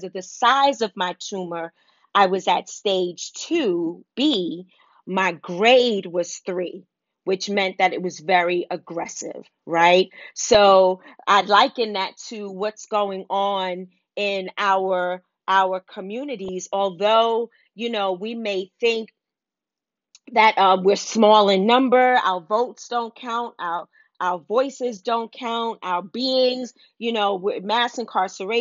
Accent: New York City, New York, United States; growing up in Wagner Projects in Harlem

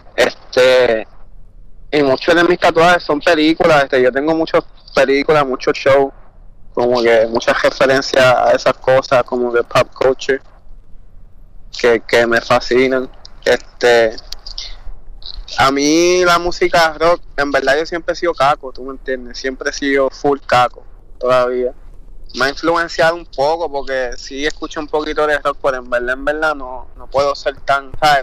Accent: Puerto Rico; bien baje de Puerto Rico.

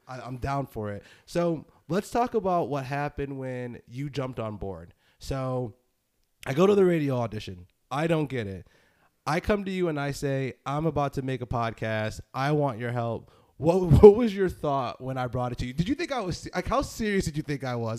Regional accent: Northeast, United States; I'm from the Northeast. Is that is that something that makes me sound nasally?

